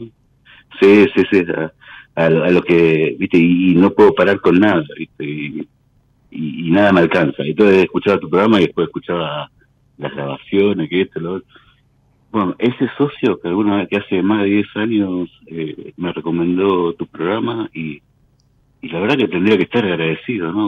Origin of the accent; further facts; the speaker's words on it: Tigre, Buenos Aires Province, Argentina; De Tigre.